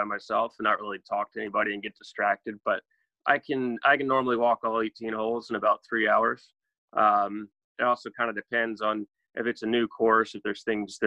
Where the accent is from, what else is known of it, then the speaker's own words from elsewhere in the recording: Charleston, South Carolina, United States; So I love living here. Love growing up here